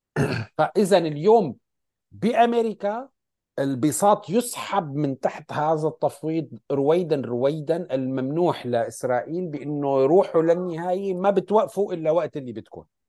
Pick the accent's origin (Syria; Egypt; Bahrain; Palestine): Syria; عندنا بسوريا نحن